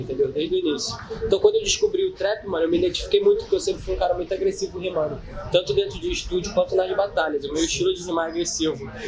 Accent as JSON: {"language": "Portuguese", "region": "Rio de Janeiro", "country": "Brazil", "said": "primeira vez que eu saí do Rio"}